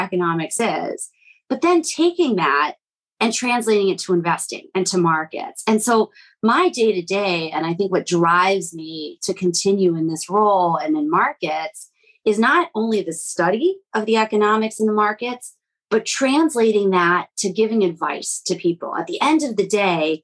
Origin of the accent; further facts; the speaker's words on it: Midwest, United States; also born or lived in Latvia; I'm from the Midwest